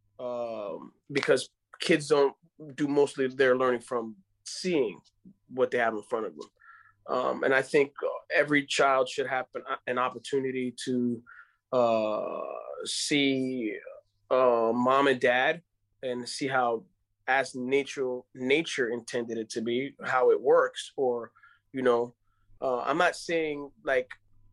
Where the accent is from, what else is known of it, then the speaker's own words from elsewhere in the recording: Dominican Republic; first language Spanish; English is a second language; I am from the Dominican Republic.